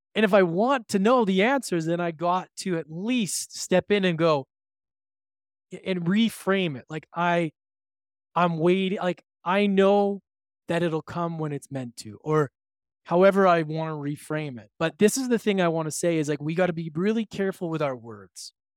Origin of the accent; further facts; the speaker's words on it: Edmonton, Alberta, Canada; moved away; visiting with my mom in my hometown of Edmonton, Alberta